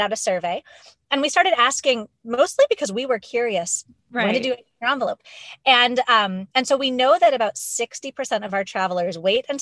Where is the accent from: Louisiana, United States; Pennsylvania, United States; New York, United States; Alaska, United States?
Pennsylvania, United States; Pittsburgh; I grew up in Pittsburgh, Pennsylvania